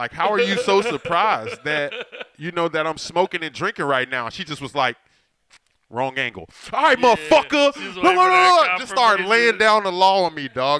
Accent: Inglewood, California, United States; I'm from Inglewood, dog.

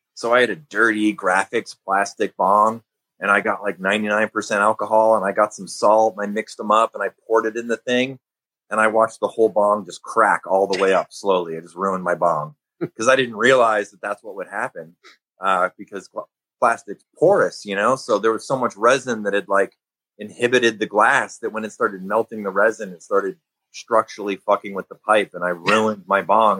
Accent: Chicago, Illinois, United States; growing up in Chicago

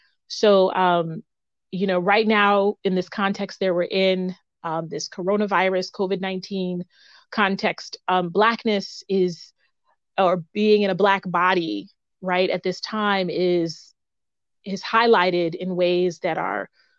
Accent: United States; I am a Black woman, and I'm a Black woman of Haitian heritage. I was born here in the United States, but I make that distinction of being of Haitian heritage because it's an important part of my identity

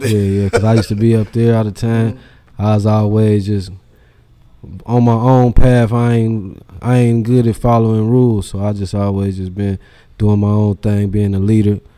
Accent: Dayton, Ohio, United States; also born or lived in Trotwood; Man, so I grew up in Dayton on the west side. Mm-hmm. I was born in like uh, Niagara, like over there in the Oaks. Okay. Then I moved over there in Cornell. Used to live in Timber Creek apartments. Mm. Then I moved to Broadmoor to Trotwood.

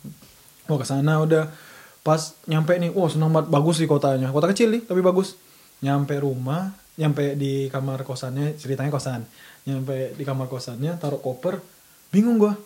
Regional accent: Bengkulu, Indonesia; moved away as an adult; now in Germany; gua tuh asalnya dari Bengkulu

